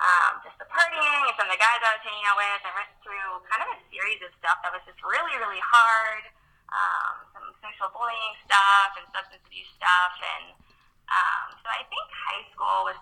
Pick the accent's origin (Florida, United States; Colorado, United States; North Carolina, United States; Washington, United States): North Carolina, United States; Raleigh; I'm from Raleigh, North Carolina, which is where I'm at now